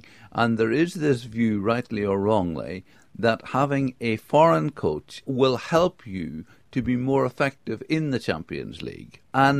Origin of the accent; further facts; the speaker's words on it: England, United Kingdom; good grief, we're English.